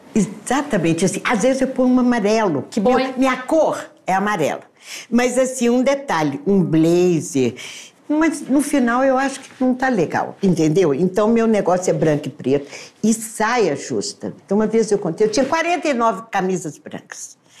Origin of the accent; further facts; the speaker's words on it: Patos de Minas, Minas Gerais, Brazil; eu dancei na minha juventude essas músicas em Patos de Minas